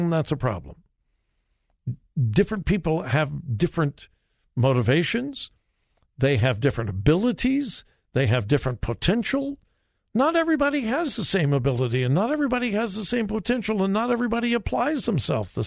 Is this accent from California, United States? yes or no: yes; California, United States; I'm from California. That's the way. That's the way we talk in California